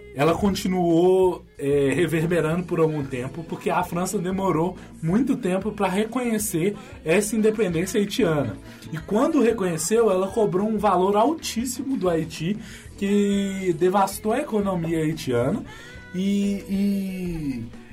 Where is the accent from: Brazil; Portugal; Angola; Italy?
Brazil; a gente, como brasileiro